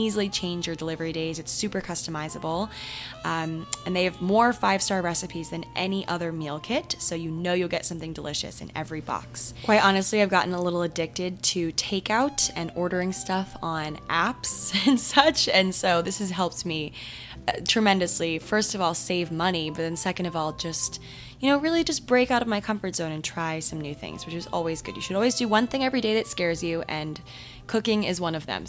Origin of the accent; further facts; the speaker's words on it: Maryland, United States; my town, my hometown in Maryland